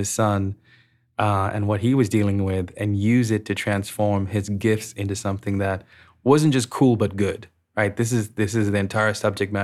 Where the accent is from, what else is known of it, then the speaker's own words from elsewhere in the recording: Sri Lanka; I grew up in Sri Lanka